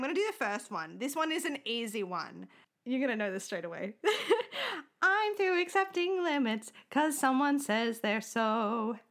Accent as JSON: {"language": "English", "country": "Australia", "said": "We're from Australia"}